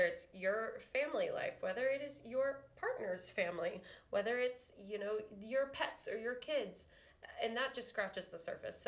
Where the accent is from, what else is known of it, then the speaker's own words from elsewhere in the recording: Houston, Texas, United States; moved away as an adult; also born or lived in Arkansas / Denver / Brazos Valley; I'm from Houston. I grew up in Houston and then traveled all over for school.